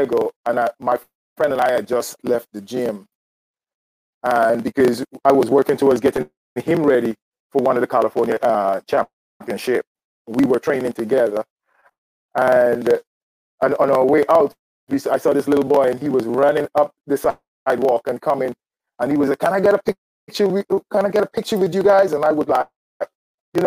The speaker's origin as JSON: {"language": "English", "country": "Guyana", "moved": "yes", "lives_now": "United States", "said": "I'm from Guyana. I now reside in the United States."}